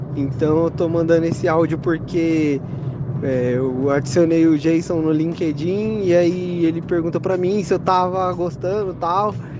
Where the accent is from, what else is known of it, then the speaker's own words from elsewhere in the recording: São Paulo, Brazil; now in São José do Rio Preto, Brazil; sou de São Paulo, capital, mas estou morando em São José do Rio Preto, cidade do interior de São Paulo